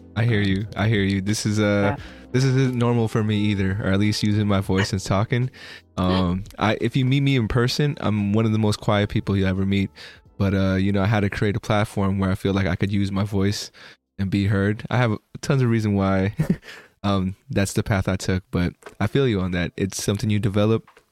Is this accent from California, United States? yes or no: yes; Bay Area, California, United States; I'm from the Bay Area in California